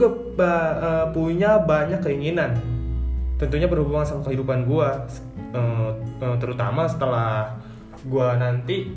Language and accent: Indonesian; Pandeglang, Banten, Indonesia; also born or lived in Central Java; umur gue 18 tahun gue berasal dari Pandeglang Banten